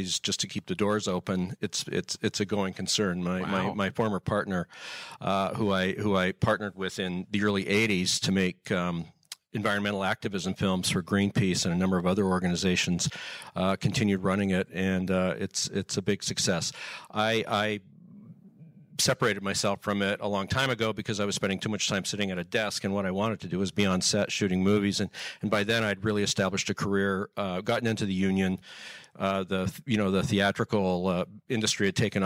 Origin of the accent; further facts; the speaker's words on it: Canada; also born or lived in United States; I'm actually American by birth, but I was raised in Canada.